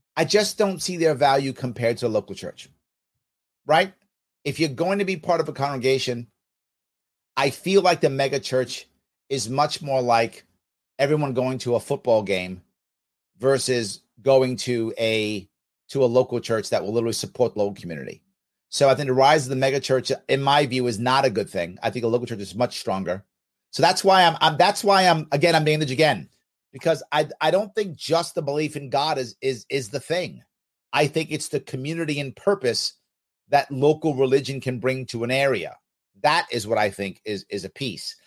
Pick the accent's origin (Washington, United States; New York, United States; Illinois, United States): New York, United States; New York City; also born or lived in Manhattan; I did grow up in the city. I grew up in the Bronx and a little bit in Manhattan